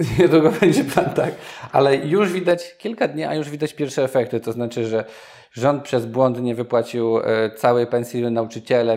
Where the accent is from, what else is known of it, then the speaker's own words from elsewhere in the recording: Nowy Sącz, Lesser Poland, Poland; moved away; sam pochodzę z Nowego Sącza, gdzie często bywam